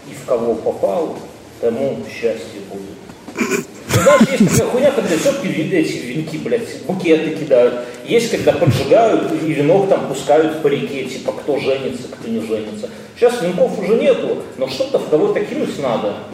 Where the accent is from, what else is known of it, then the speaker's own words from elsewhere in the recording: eastern Belarus, Belarus; мы из Восточной Беларуси, были ближе туда, к России.